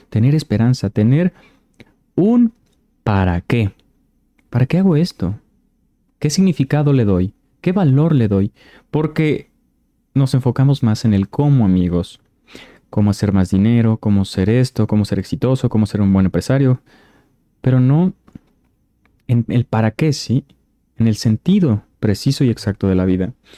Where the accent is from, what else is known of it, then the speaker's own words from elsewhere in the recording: Mexico; yo soy de México